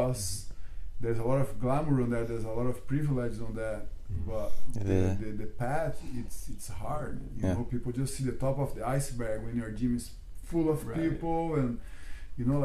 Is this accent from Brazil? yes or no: yes; Brazil; moved away; also born or lived in London; I'm from Brazil